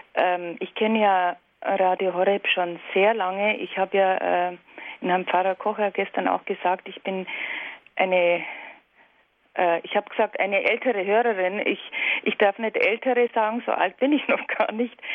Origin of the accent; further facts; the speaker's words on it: Olching, Bavaria, Germany; ich bin aus Olching.